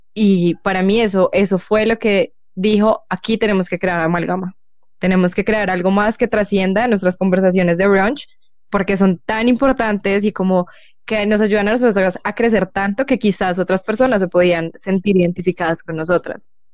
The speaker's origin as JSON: {"language": "Spanish", "country": "Colombia", "said": "soy colombiana"}